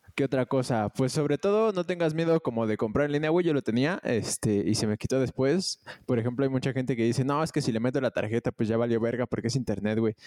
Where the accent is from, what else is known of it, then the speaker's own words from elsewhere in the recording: Mexico; como un mexicano normal